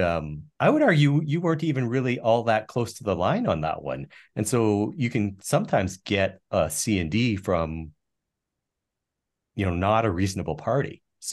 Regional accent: Canada; as a Canadian

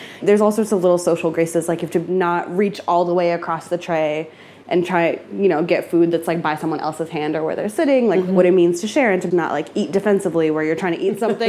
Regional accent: California, United States; My parents were born in Ethiopia and I grew up in California.

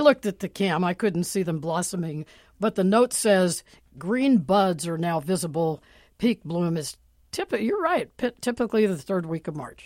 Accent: Pittsburgh, Pennsylvania, United States; now in Seattle, United States; Pittsburgh, where I come from

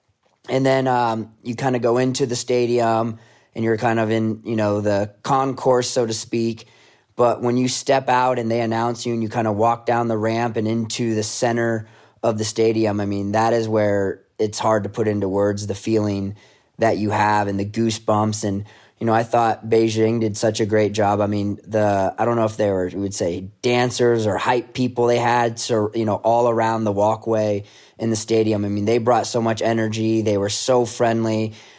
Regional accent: Rome, New York, United States; my dad's first generation and growing up in Rome, New York, everyone there is pretty much Italian. So it was a big part of my upbringing.

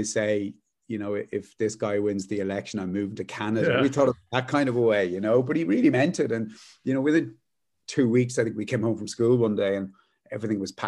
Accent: Luton, East of England, United Kingdom; also born or lived in London; I was born in London, and we moved to Luton when I was probably about 4 or 5 years old. Yeah. And had a very kind of Irish upbringing in Luton

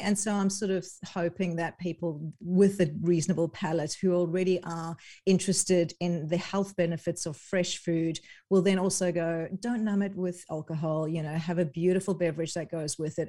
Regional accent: South Africa; moved away; I'm originally from South Africa

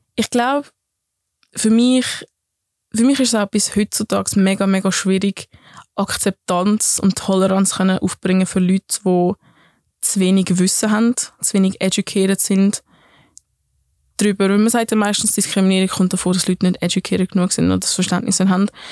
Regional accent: Affoltern am Albis, Zurich, Switzerland; accent: Zürichdeutsch; first language Swiss German; ich bin in Zürich aufgewachsen, in Affoltern am Albis

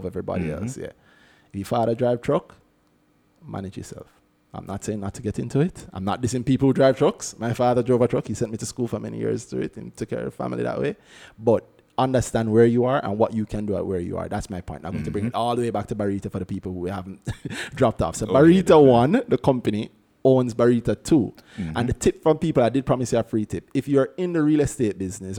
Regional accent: Jamaica; I am a Jamaican, which means I love my family, my country, God up above, and KFC Jamaica

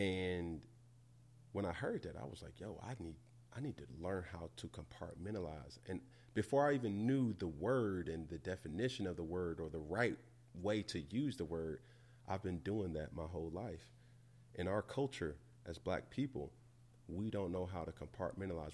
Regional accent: Atlanta, Georgia, United States; I'm from Atlanta

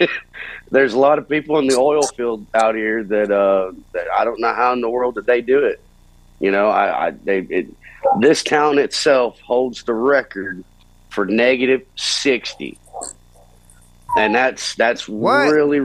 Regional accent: North Carolina, United States; moved away as an adult; now in North Dakota, United States; I'm actually from North Carolina

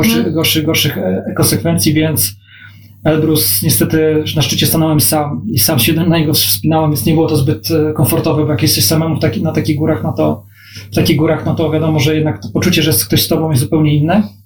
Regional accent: Gdańsk, Pomeranian Voivodeship, Poland; also born or lived in Warsaw; Gdańsk jest moim miastem rodzinnym

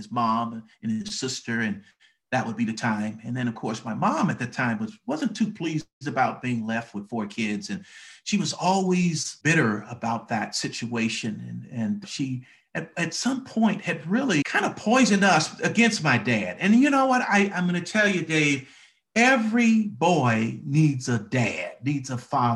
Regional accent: Detroit, Michigan, United States; moved away as an adult; now in Atlanta, United States; I grew up in Detroit, Michigan, the Motor City, Motown. That's where I grew up

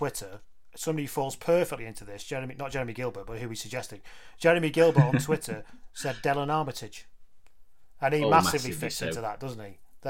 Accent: England, United Kingdom; I'm English

